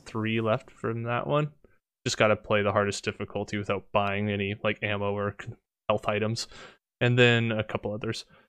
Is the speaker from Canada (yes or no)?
yes; Canada; I'm Canadian